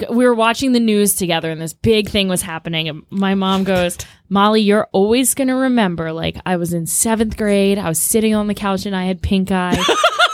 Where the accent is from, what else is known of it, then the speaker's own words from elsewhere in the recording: Maryland, United States; I'm from Maryland